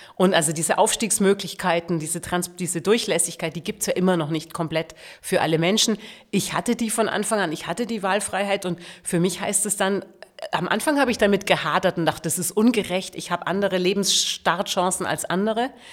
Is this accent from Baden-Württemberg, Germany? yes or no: no; Augsburg, Bavaria, Germany; moved away as an adult; also born or lived in Braunschweig; now in Berlin, Germany; ich komme aus Bayern, da bin ich geboren